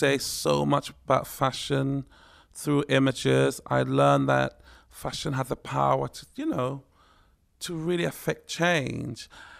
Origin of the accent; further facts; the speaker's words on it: Ghana; also born or lived in Tema; It was a very surreal life, growing up in Ghana, but on a military base. You know, and then eventually we moved to the town of Tema, and things were a little more normal.